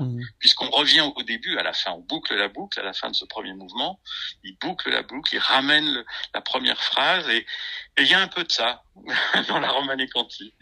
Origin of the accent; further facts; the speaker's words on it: Arbois, Jura, Bourgogne-Franche-Comté, France; d'Arbois, qui est ma région d'origine, Côte du Jura